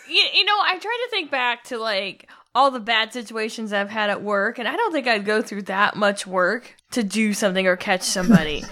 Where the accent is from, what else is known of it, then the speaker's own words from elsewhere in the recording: Illinois, United States; I take Chicago for granted because it's in my home state